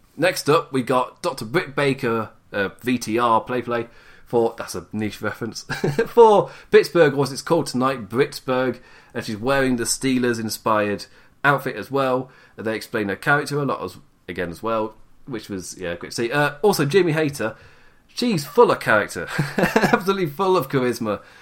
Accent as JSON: {"language": "English", "region": "England", "country": "United Kingdom", "said": "I'm English"}